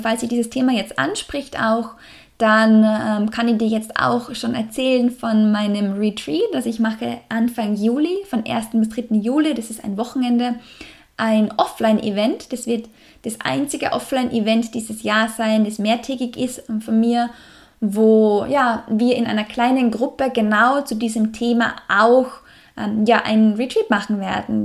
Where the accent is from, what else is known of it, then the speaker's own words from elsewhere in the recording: Salzburg, Austria; im Salzburger Land, in meiner Heimat